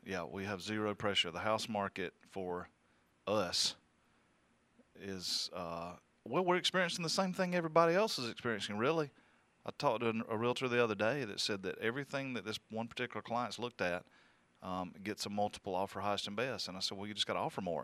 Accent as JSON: {"language": "English", "region": "the South", "country": "United States", "said": "I'm from the South"}